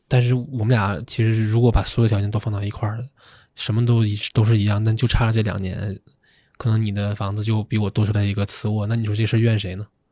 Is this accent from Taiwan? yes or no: no; Shenyang, Liaoning, China; 我是沈阳人